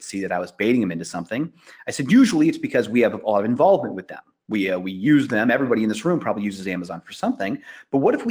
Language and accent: English; Iowa, United States; I grew up in Iowa